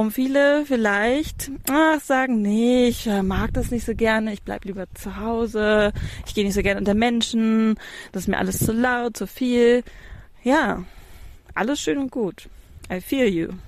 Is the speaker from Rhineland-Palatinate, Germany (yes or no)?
no; Hamburg, Germany; Ich habe, ich bin eine Hamburger Großstadtpflanze. Ich habe bis vor zwei Jahren dir noch, äh, hätte ich dir noch gesagt, boah, ich ziehe nie aus Hamburg weg. Niemals. Ich wohne in Hamburg-Ottensen oder wohnte in Hamburg-Ottensen mittendrin im Leben.